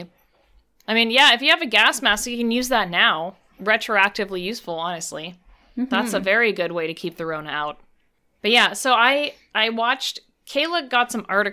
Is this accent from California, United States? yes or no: yes; California, United States; I grew up in California.